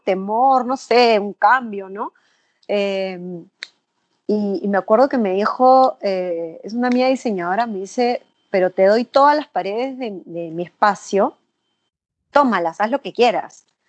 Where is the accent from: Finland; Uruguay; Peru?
Peru; nosotros como peruanos